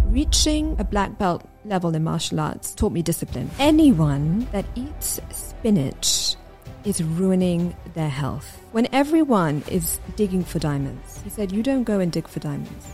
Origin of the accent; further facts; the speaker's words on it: London, United Kingdom; where we lived and growing up in London.